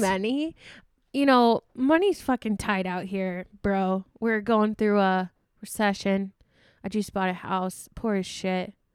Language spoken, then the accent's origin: English; Sioux Falls, South Dakota, United States; moved away as an adult; also born or lived in Iowa; I've always moved with my parents. Like, I moved from Iowa to Sioux Falls